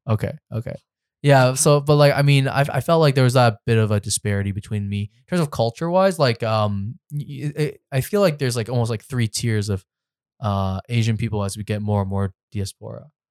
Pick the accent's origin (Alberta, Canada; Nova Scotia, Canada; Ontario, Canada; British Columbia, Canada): Ontario, Canada; Richmond Hill; now in Toronto, Canada; I grew up in Richmond Hill, so I grew up in a bubble